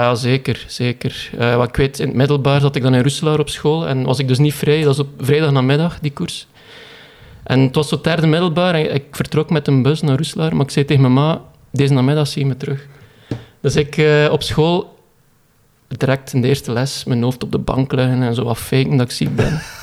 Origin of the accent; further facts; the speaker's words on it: Koolskamp, Flanders, Belgium; ik ben afkomstig van Koolskamp